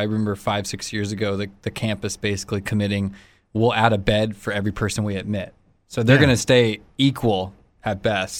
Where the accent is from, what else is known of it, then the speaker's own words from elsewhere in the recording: California, United States; as a Californian.